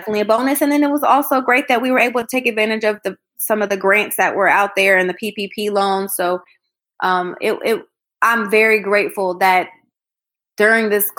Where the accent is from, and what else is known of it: Columbus, Ohio, United States; born or raised there; moved away as an adult; also born or lived in Atlanta, Georgia